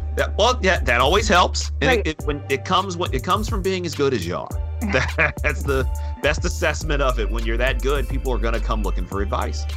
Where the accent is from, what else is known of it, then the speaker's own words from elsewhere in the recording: Michigan, United States; we're both from the state of Michigan, we're both from the Midwest